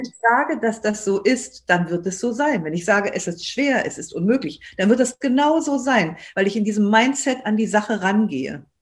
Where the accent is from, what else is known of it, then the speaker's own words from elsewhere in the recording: Germany; uns als Deutsche